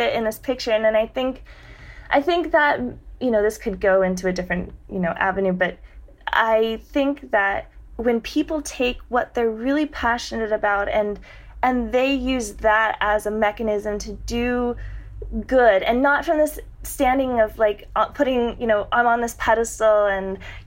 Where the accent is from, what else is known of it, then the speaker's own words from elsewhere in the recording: San Diego, California, United States; growing up in San Diego. That's San Diego, California, right along the border.